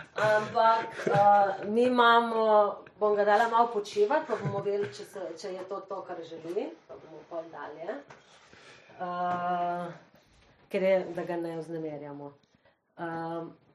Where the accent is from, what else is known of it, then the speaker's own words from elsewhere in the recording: Slovenia; smo Slovenci